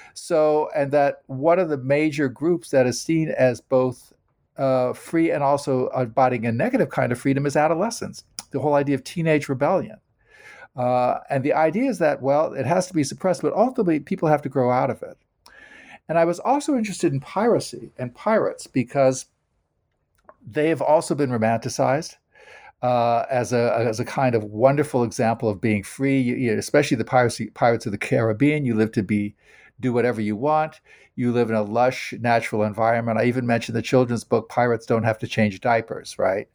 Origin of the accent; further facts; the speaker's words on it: United States; I am an American